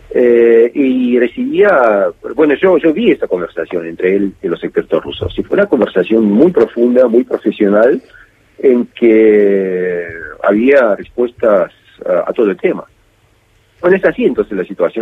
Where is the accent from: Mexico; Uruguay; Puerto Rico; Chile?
Uruguay; Montevideo; now in Moscow, Russia; crecí en Montevideo